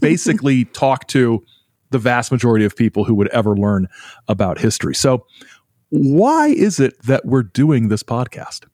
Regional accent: Indiana, United States; also born or lived in Illinois; now in Michigan, United States; I'm in Michigan, but I'm originally from Indiana, and I've lived in Illinois. for a few years

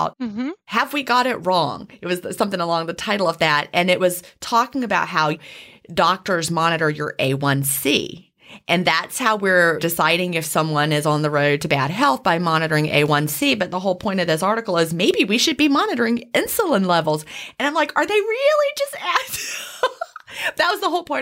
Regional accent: Southern, United States; accent: Southern; my Southern accent

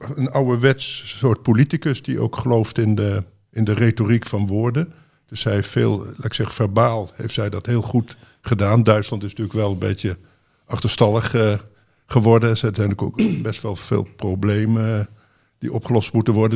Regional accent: Netherlands; wij, denk ik, als Nederlanders

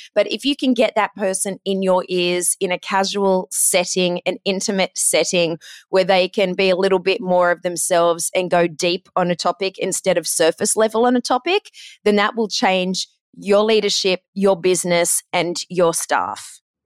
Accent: Australia; accent: Aussie; moved away as an adult; also born or lived in Ohio, United States / Los Angeles, United States / London, United Kingdom; I'm Australian

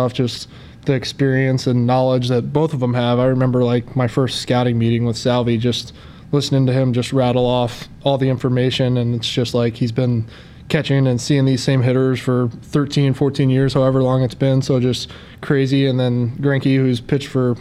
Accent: Plano, Texas, United States; also born or lived in North Carolina; I love Plano, grew up there, older brother, older sister

